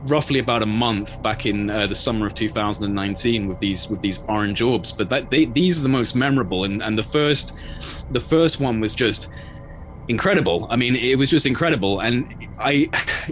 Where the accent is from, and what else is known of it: England, United Kingdom